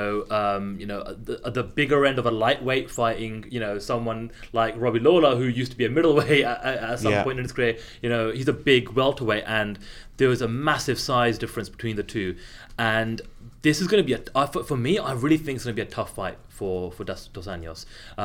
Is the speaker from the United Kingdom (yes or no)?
yes; United Kingdom; And you know, I'm a Brit, but you guys know the relevance and what this means here more stateside than I do.